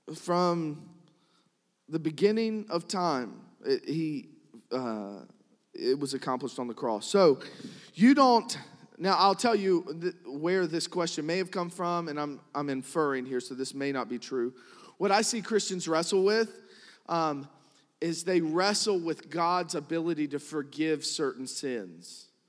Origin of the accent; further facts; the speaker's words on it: New Kent County, Virginia, United States; I'm from Newkent County